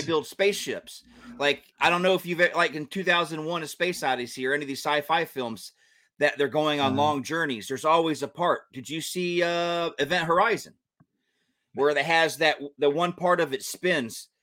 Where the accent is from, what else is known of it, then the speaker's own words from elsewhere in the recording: Georgia, United States; I was born and raised in Georgia.